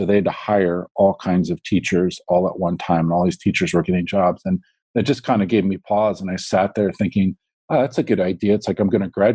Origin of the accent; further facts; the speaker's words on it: Baltimore, Maryland, United States; moved away as an adult; I grew up in Baltimore, and I went to just through the public school